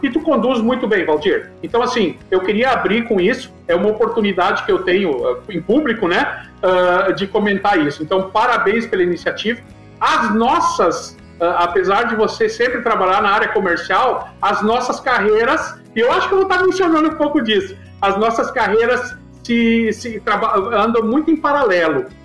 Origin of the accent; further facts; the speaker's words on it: Santa Cruz do Sul, Rio Grande do Sul, Brazil; moved away as an adult; also born or lived in Santa Maria / Goiás; Santa Cruz do Sul, que é a minha cidade natal